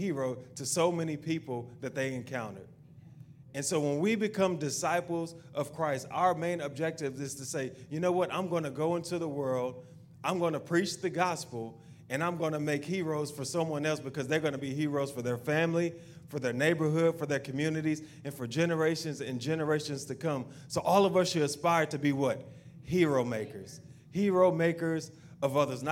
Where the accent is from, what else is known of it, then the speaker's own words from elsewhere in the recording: the South, United States; we're from the South and we have good food down here